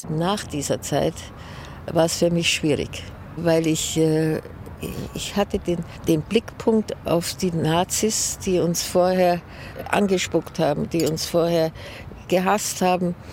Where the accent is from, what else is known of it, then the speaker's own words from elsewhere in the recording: Munich, Bavaria, Germany; Und München, Bayern, Deutschland, das ist meine Heimat.